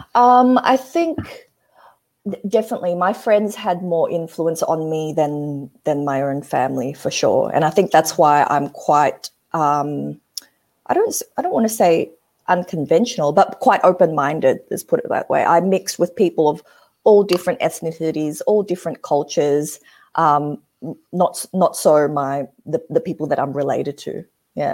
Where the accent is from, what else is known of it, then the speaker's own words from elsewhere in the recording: Australia; I grew up in Australia, so I'm, I'm quite westernized